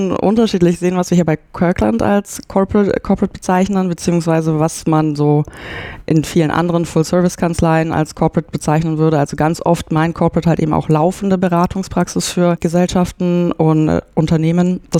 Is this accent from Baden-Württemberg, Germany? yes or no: no; Nuremberg, Bavaria, Germany; also ich komme aus Nürnberg und habe dann in Erlangen Jura studiert und auch in Nürnberg mein Referendariat gemacht.